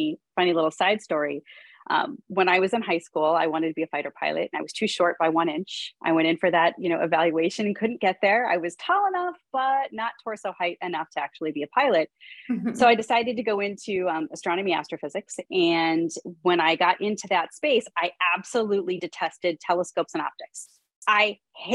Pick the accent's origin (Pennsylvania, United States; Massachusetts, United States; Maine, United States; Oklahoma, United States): Pennsylvania, United States; Pittsburgh; I'm from Pittsburgh